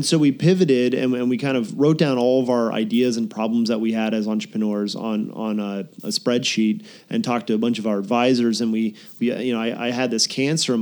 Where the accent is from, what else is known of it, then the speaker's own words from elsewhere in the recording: Pennsylvania, United States; moved away as an adult; also born or lived in Boston / San Diego; I grew up in Pennsylvania, kind of very rural country, and there wasn't much going on